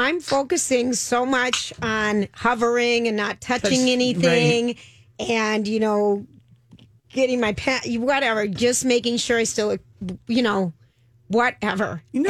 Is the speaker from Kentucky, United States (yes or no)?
no; Minneapolis, Minnesota, United States; Satellite, I think, was the brand we grew up with in the Twin Cities.